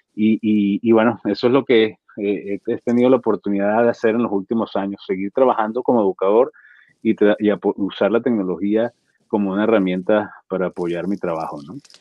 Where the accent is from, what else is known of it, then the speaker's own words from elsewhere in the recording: Venezuela; Yo soy venezolano, en Caracas